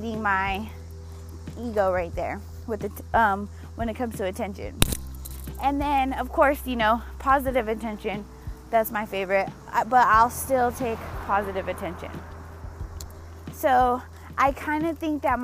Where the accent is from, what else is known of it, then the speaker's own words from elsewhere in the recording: Denver, Colorado, United States; I was born and raised in Denver, Colorado.